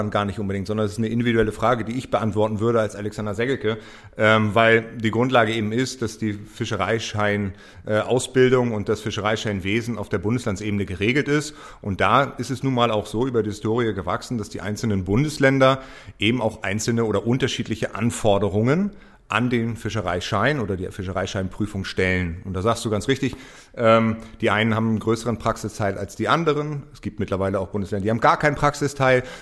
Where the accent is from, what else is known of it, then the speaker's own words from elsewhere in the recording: Hamburg, Germany; Als Hamburger Jung ist es für mich natürlich immer, immer spannend und kriege große Ohren, wenn, wenn es um Hamburg geht.